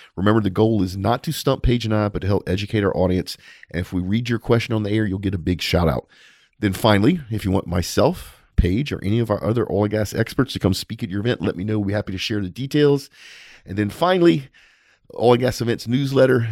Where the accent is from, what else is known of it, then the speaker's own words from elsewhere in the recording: United States; I'm an American